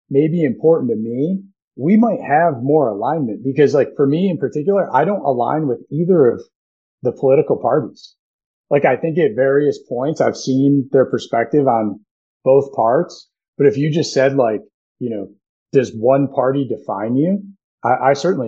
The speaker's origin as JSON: {"language": "English", "country": "United States", "said": "we're American"}